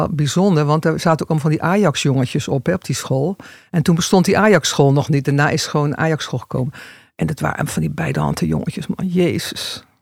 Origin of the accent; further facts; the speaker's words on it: Rotterdam, South Holland, Netherlands; born there; Rotterdam. Rotterdam. Kan je het horen dan nog? Nee, niet echt.